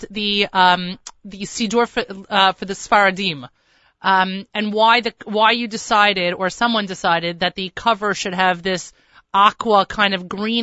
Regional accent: New York, United States; accent: American, New York; I sound I'm from New York and not Long Island

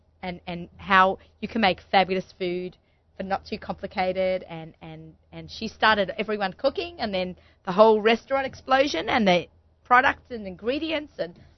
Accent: Sydney, New South Wales, Australia; now in New York, United States; I grew up in Sydney, Australia.

